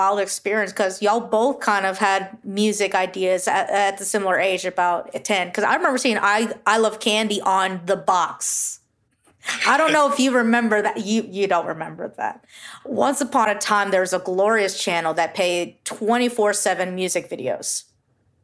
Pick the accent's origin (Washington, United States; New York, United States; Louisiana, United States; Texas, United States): Texas, United States; Houston; I'm all the way from Houston